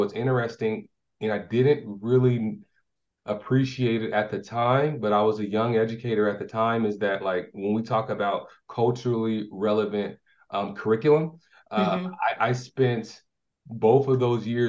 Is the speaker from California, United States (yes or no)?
yes; California, United States; born there; So it allowed my finances to be right, come down and really get a strong foundation. And it was around 09 when I moved here.